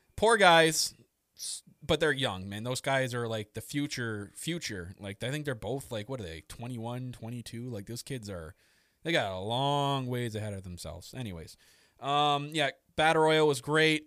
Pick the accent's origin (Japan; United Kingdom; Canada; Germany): Canada; I'm very Canadian